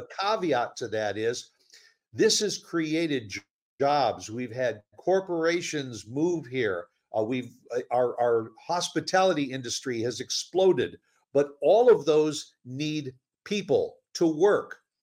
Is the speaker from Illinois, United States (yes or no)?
yes; Chicago, Illinois, United States; moved away; I'm from Chicago originally